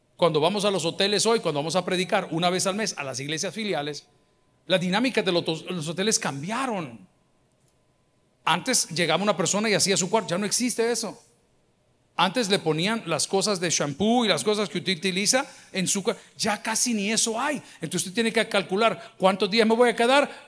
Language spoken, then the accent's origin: Spanish; El Salvador; decimos en El Salvador